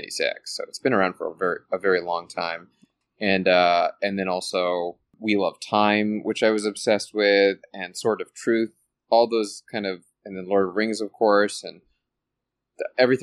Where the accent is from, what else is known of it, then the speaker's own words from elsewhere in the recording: Calgary, Alberta, Canada; I'm originally from Calgary, Alberta, Canada, born and raised.